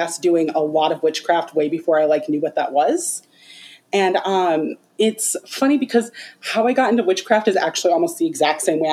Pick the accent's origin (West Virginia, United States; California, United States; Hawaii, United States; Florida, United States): Hawaii, United States; I'm Hawaiian and we do have like a strong tradition of like weaving and like knot work